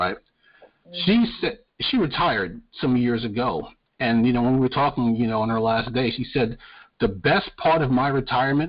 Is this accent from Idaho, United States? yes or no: no; New York, United States; now in North Carolina, United States; I'm from New York